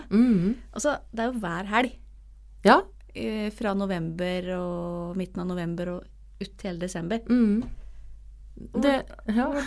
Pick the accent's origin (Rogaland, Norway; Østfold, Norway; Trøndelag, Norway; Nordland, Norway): Østfold, Norway; Rygge; jeg er jo fra Rygge. Ja. Eh, og vi er jo like gamle. Ja. Eh, og da jeg gikk i 9. klasse på Holmstad ungdomsskole